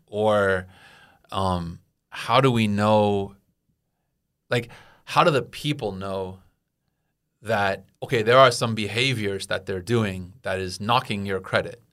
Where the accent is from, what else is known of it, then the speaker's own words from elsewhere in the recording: United States; as an American